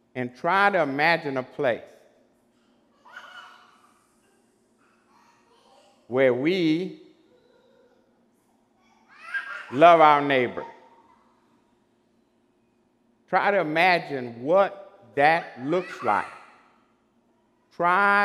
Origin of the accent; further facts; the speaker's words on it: Beaumont, Texas, United States; Growing up in Beaumont years ago